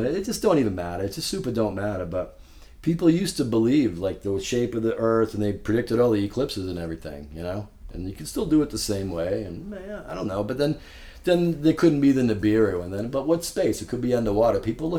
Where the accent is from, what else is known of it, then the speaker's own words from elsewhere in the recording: Boston, Massachusetts, United States; because I'm from Boston. I sound like a douchebag.